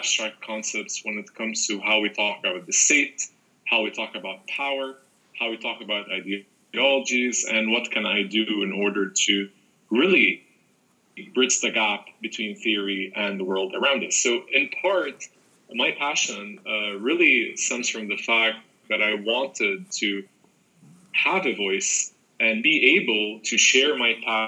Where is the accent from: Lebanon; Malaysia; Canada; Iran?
Lebanon; also born or lived in United States; I was born in America, but my parents are Lebanese, so I was raised in Lebanon. I got my education in Lebanon